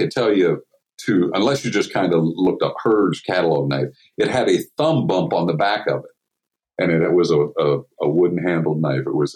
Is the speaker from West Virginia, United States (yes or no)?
yes; Colliers, West Virginia, United States; also born or lived in Follansbee, West Virginia / Fredericksburg, Virginia; now in Steubenville, United States; I grew up in Colliers, West Virginia, Follansbee, West Virginia area, actually